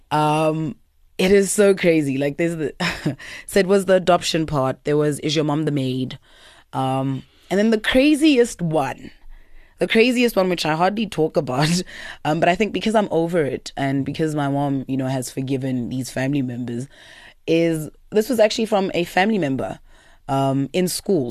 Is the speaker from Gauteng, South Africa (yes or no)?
yes; Pretoria, Gauteng, South Africa; also born or lived in Eersterust / Laudium; born and bred in Pretoria